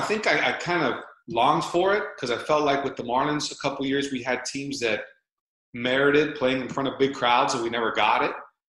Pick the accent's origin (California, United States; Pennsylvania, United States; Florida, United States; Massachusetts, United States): Florida, United States; Miami; I grew up in Miami, so there was the satisfaction of kind of like the hometown kid did good.